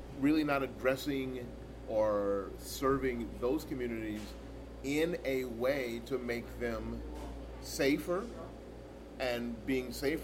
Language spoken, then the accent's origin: English; Tampa, Florida, United States; I've been in the 33605 pretty much my whole life, except for my time away at university. This has been my zip code my whole life. I went to Eisenhower, junior high school. The first year was Eisenhower. We grew up in Providence Village